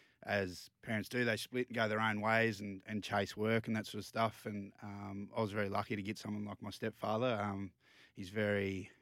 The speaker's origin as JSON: {"language": "English", "town": "Emerald", "region": "Queensland", "country": "Australia", "tie": "born or raised there", "moved": "yes", "said": "but I grew up out in Emerald. All my juniors out in Emerald, played for the Emerald Tigers, and then I went on to play for the Emerald Cowboys, two local sides."}